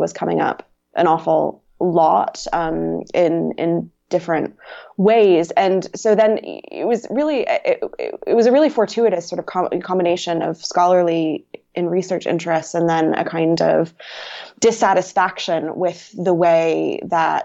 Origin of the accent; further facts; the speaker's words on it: North Carolina, United States; moved away as an adult; I'm from North Carolina